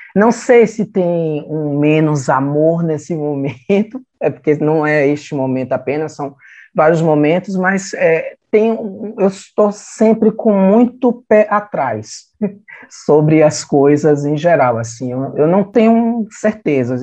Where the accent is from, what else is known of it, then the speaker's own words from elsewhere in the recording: Salvador, Bahia, Brazil; Eu sou da Fazenda Grande do Retiro